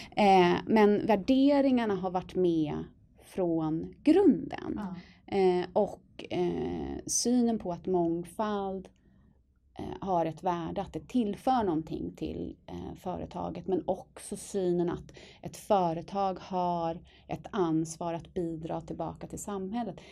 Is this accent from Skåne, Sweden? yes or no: no; Stockholm, Stockholm County, Sweden; also born or lived in Dalarna; Stockholm, södra sidan av stan med anknytning till Dalarna på min pappas sida.